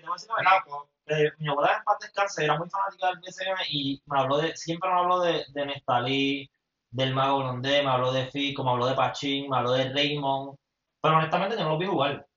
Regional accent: Mayagüez, Puerto Rico; soy de Mayagüez también

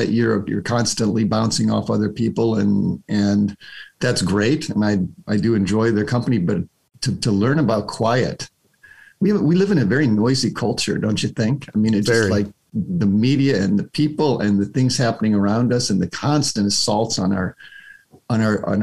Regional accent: United States; as an American

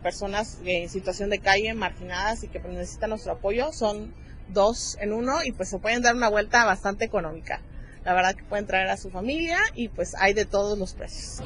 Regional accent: Chiapas, Mexico; todos somos chiapanecos

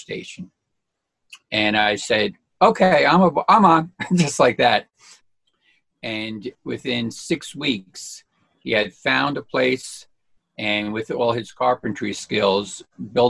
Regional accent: Fair Lawn, New Jersey, United States; also born or lived in Hampton Township, New Jersey / Elmwood Park, New Jersey; We live in Elmwood Park, New Jersey now, which is only about 2 miles from where I grew up in Fairlawn

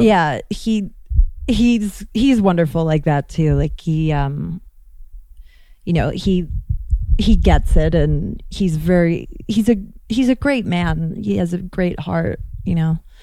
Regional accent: London, United Kingdom; moved away; also born or lived in Chicago; I grew up in London

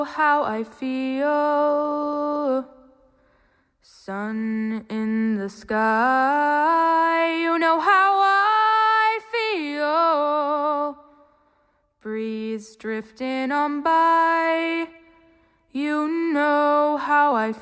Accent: Charlotte, North Carolina, United States; I'm from Charlotte, North Carolina.

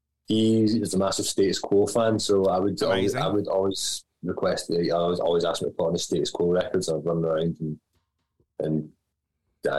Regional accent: Glasgow, Scotland, United Kingdom; having lived in the same like 3 or 4 square miles in Glasgow my entire life

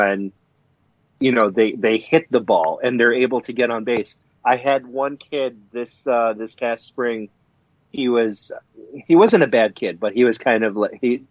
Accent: Philippines; My home country, the Philippines

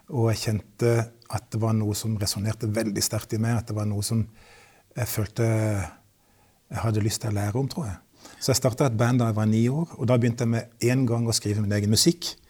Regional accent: Kristiansand, Agder, Norway; vokste jeg opp i Kristiansand

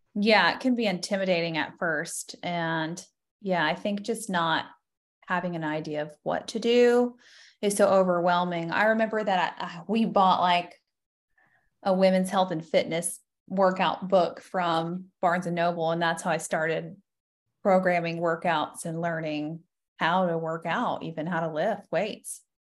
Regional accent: Florida, United States; I am born and raised in Florida, so an O G Florida girl

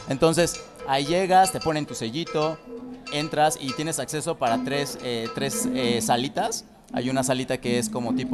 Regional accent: Mexico City, Mexico; Sí, de aquí merito.

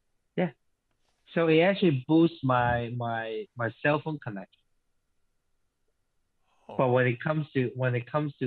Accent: Hong Kong; English is a second language; now in United States; I was from Hong Kong, but I am not a Hong Kongese anymore.

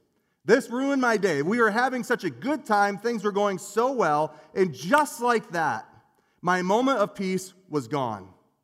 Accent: Union Lake, Michigan, United States; I grew up in Union Lake, Michigan. And where I grew up, I lived on the poor side of Cooley Lake Road.

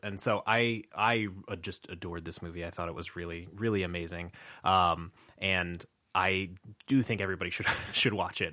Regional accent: New Mexico, United States; growing up in New Mexico

